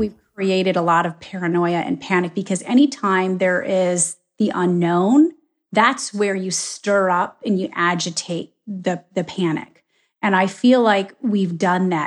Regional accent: Michigan, United States; moved away; also born or lived in Ohio; I was born and raised in Michigan

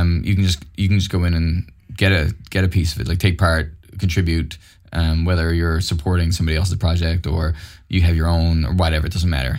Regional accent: Mount Pearl, Newfoundland and Labrador, Canada; also born or lived in St. John's; growing up in Mount Pearl was great

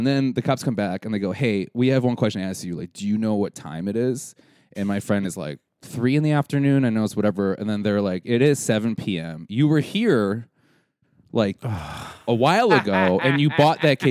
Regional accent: Wisconsin, United States; we're from Wisconsin

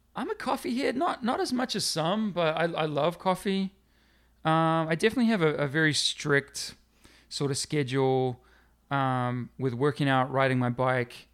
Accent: New Zealand; moved away; also born or lived in Middlesbrough, North East England; growing up in New Zealand will always be a, a strong connection to, to New Zealand

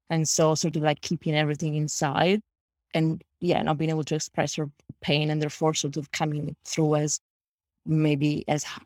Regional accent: Italy; English is a second language; Yeah, well, because I, I shot in, I shot in Italy, my hometown, and very close to my hometown in Italy.

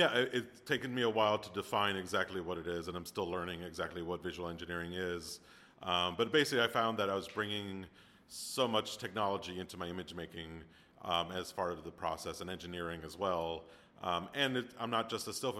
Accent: Miami, Florida, United States; moved away; I'm from Miami originally

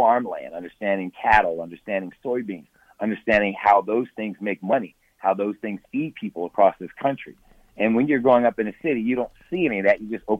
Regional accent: Camden, New Jersey, United States; moved away; also born or lived in Nebraska; But I grew up in Camden, New Jersey.

